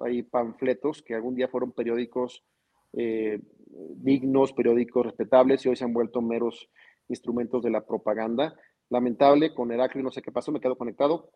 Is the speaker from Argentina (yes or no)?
no; Zacatecas, Mexico; moved away; voy a regresar por Zacatecas porque estoy enamorado de mi ciudad, estoy enamorado de mi tierra